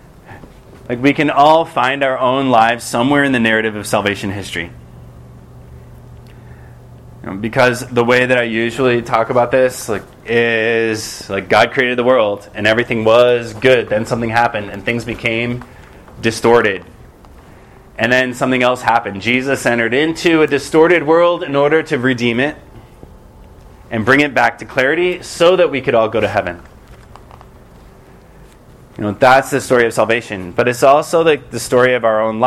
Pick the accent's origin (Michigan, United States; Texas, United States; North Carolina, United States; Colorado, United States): Michigan, United States; just outside of Detroit; I grew up in Michigan, just outside of Detroit